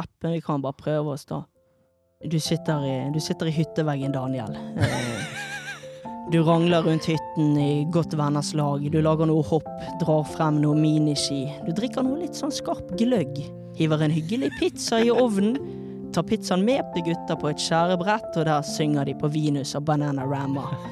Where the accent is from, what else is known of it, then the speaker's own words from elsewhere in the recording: Bergen, Vestland, Norway; fra Fana.